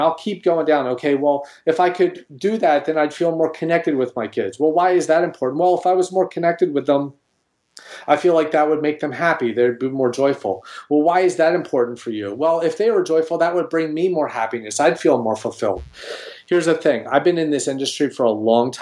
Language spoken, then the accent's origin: English; Philadelphia, Pennsylvania, United States; I'm from Philadelphia